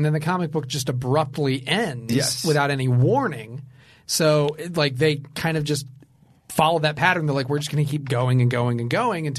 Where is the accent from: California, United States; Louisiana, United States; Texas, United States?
California, United States; Glendale; born or raised there